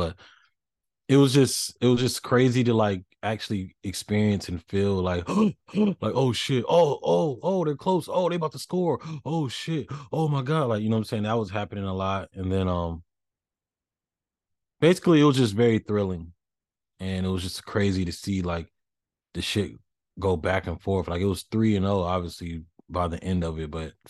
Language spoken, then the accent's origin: English; United States; But, you know, I'm too American for that.